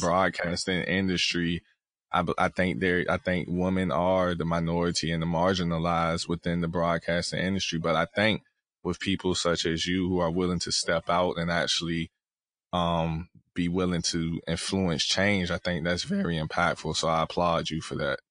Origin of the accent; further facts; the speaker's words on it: the South, United States; moved away; I'm from down south